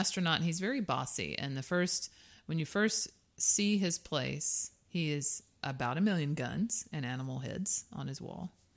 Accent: South Georgia, United States; I am from the Deep South

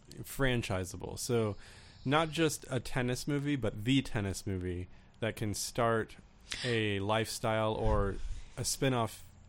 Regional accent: Florida, United States; I grew up in Florida

